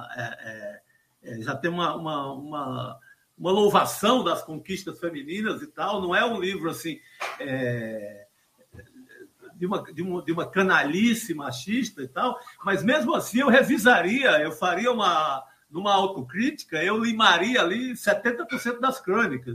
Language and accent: Portuguese; Cariri, Ceará, Brazil; also born or lived in Recife; now in São Paulo, Brazil; desse mesmo lugar lá de onde eu venho, do Cariri cearense, aqui em São Paulo